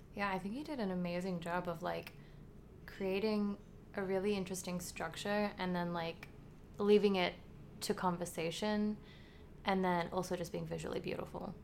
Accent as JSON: {"language": "English", "country": "Australia", "said": "being like Australian"}